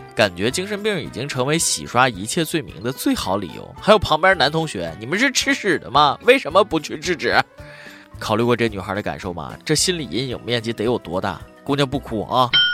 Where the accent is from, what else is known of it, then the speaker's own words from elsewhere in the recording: China; 我们大陆人